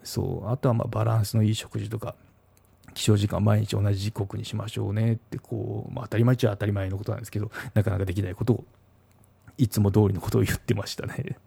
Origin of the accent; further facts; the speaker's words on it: Kagoshima, Japan; 鹿児島出身なんですけど